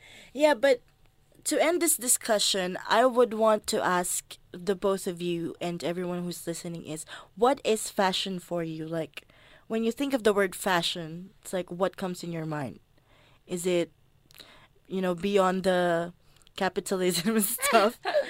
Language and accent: English; Philippines; because basically me as a Filipino woman, I cannot wear my traditional stuff here.